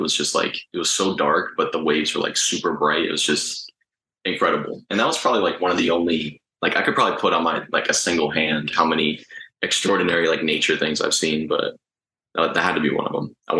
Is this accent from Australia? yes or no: no; Uruguay; I mean, so my family is from South America, actually. We're from Uruguay.